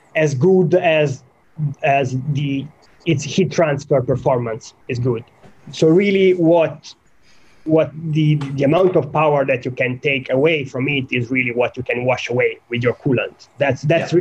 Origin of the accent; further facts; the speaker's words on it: Italy; moved away as an adult; now in United Kingdom; I grew up in Italy